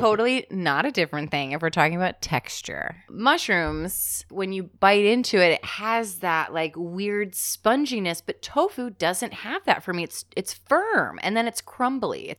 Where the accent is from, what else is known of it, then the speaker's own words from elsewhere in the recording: New Jersey, United States; I'm from South Jersey